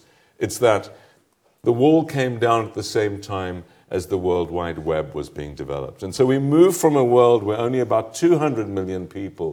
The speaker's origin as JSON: {"language": "English", "country": "South Africa", "also_born_or_lived": "Paris", "moved": "as an adult", "said": "South Africans, my fellow countrymen"}